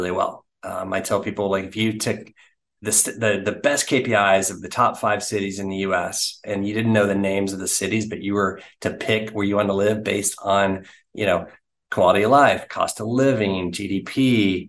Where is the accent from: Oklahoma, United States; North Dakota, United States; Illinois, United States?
Oklahoma, United States; Oklahoma City; also born or lived in Dallas; now in Houston, United States; I, you know, grew up in Oklahoma City